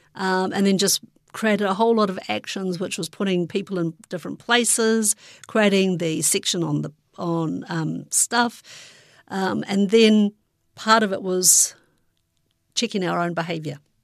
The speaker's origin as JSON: {"language": "English", "town": "Hastings", "region": "Hawke's Bay", "country": "New Zealand", "tie": "born or raised there", "moved": "yes", "said": "I also grew up in Hastings"}